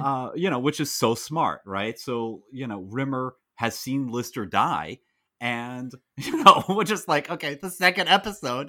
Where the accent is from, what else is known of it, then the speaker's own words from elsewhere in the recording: United States; as an American